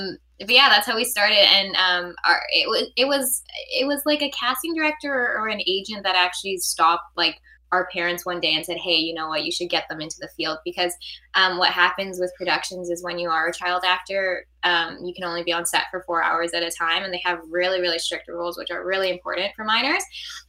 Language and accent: English; Canada; We are Canadian actresses, have been doing this for a while now. Still living in Canada